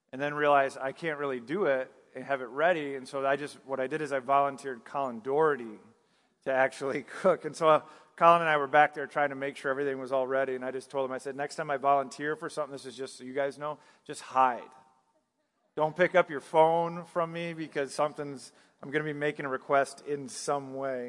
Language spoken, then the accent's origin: English; northern Michigan, United States; moved away; also born or lived in the South (US); I, I grew up in Michigan, northern Michigan, so I saw a lot of snow growing up